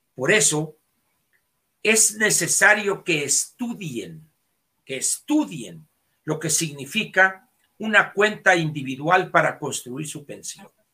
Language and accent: Spanish; Sonora, Mexico; para mí como sonorense